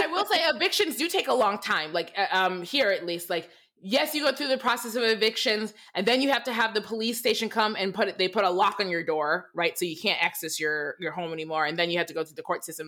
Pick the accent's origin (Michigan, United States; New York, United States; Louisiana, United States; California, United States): Michigan, United States; I, I grew up in Michigan. I grew up in an all white town in Michigan.